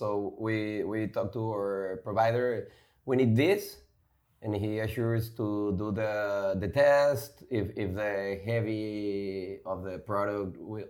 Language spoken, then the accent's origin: English; Mexico City, Mexico; now in Monterrey, Mexico; I was born in Mexico City.